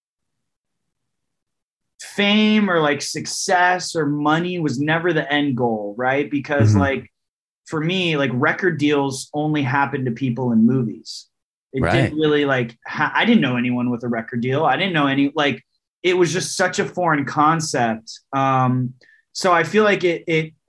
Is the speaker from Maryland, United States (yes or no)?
no; Riverside, California, United States; Riverside, California. Yeah, born and raised, man. I'm like a SoCal kid